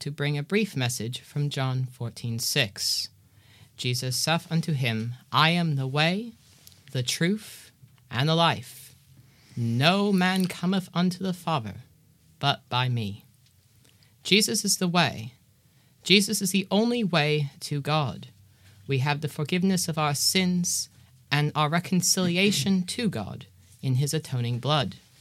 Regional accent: Georgia, United States; I am from Georgia and presently in Cape Town, South Africa

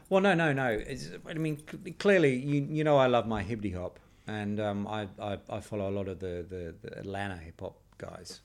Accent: United Kingdom; I'm British

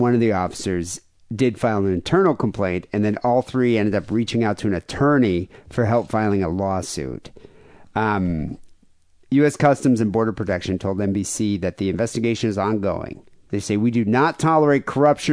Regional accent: Bay City, Michigan, United States; moved away; also born or lived in Saginaw, Michigan / Midland, Michigan / Detroit, Michigan; Saginaw, Michigan. This is my hometown.

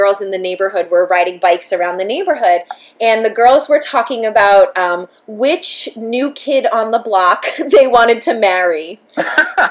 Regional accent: Brentwood, United States; we grew up in Brentwood

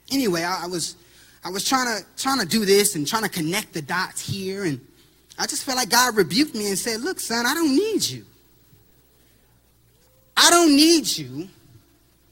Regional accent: Terre Haute, Indiana, United States; I come from Terre Haute, single mothers. I had a single mom, and only my mom was in the house

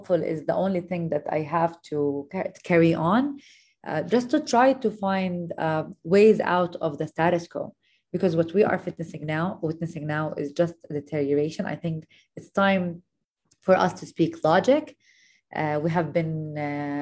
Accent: Jerusalem, West Bank, Palestine; I was raised, I was born in Jerusalem, raised here.

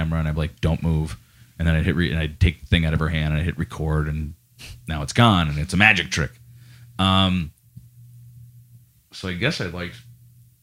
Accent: Scranton, Pennsylvania, United States; also born or lived in Green Ridge, Scranton / West Side, Scranton / Clarks Summit; I was born at CMC Hospital in Scranton

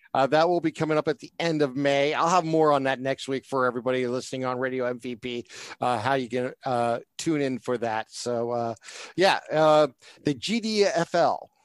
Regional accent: Northeast Ohio, United States; being a Northeast Ohio guy

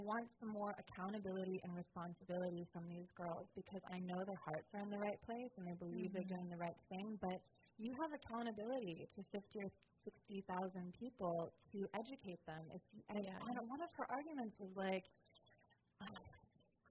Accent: New Jersey, United States; I'm from, like, South Jersey.

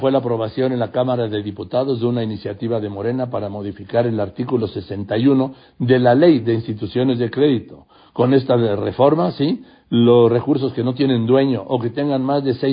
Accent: Mexico; also born or lived in Madrid, Spain; yo nací en Madrid, soy mexicano, pero nací en Madrid

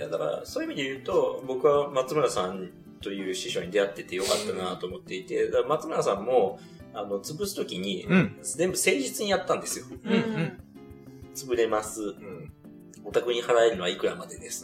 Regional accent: Tokyo, Japan; 小石川後楽園っていう庭園がある場所なんですけど、僕そこの出身なんですよ

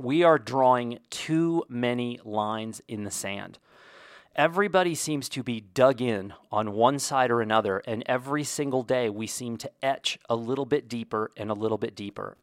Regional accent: Indiana, United States; I was born in Indiana

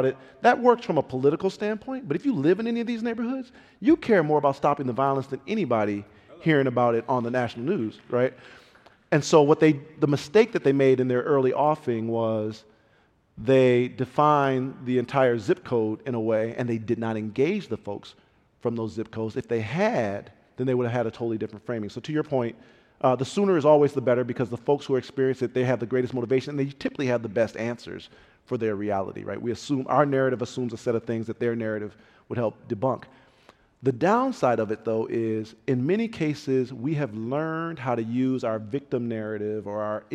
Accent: Pontiac, Michigan, United States; I grew up in Pontiac, Michigan, very rough town

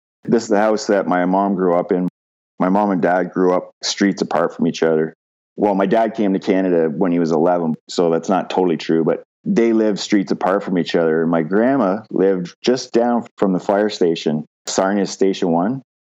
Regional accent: London, United Kingdom; I was still living at home because I was from London and the university's there.

